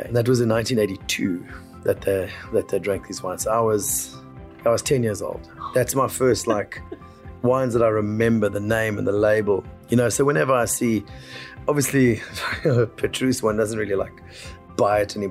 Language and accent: English; South Africa; we are South African